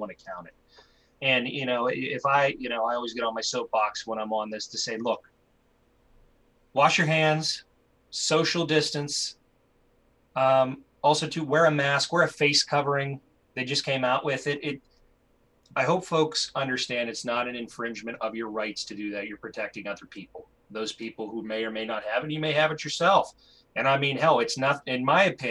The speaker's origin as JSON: {"language": "English", "town": "Pittsburgh", "region": "Pennsylvania", "country": "United States", "tie": "born or raised there", "said": "I'm from Pittsburgh and I'm a kid of Pittsburgh"}